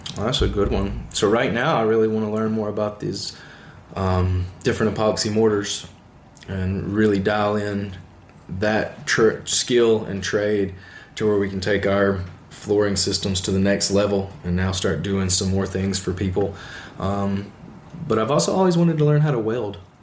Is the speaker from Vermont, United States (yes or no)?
no; the South, Alabama, United States; I'm from the South